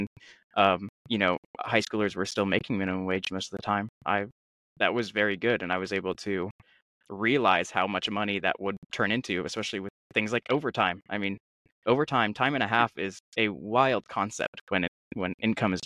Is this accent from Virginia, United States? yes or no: yes; Charlottesville, Virginia, United States; I grew up in Charlottesville